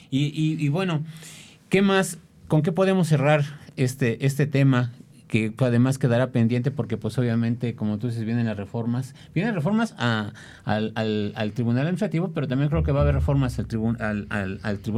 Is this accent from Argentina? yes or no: no; Puebla, Mexico; born there; cuando nací aquí en Puebla nadie sabía dónde estaba.